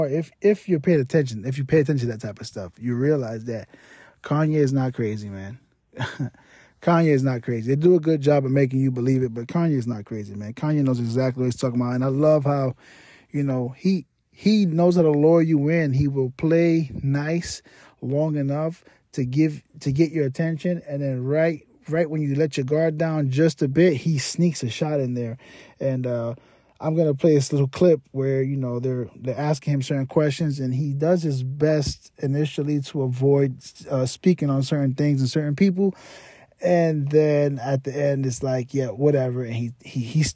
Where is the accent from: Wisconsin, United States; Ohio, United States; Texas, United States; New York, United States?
New York, United States; moved away; I'm from New York, so when he had his reign in New York, you know, I lived there